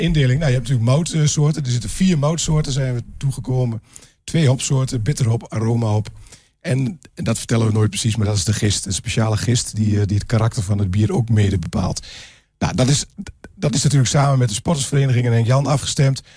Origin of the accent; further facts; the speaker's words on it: Glanerbrug, Overijssel, Netherlands; ik ben inderdaad inwoner van Glanenbrug